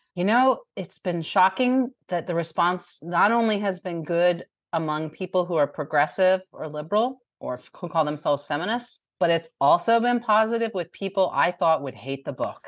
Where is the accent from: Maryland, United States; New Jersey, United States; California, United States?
New Jersey, United States; now in Bowling Green, Kentucky, United States; I grew up in New Jersey